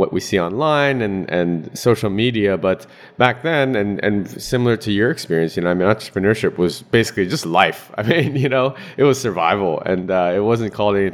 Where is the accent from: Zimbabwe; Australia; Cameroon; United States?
United States; now in Hong Kong; I'm based in Hong Kong right now, but I'm American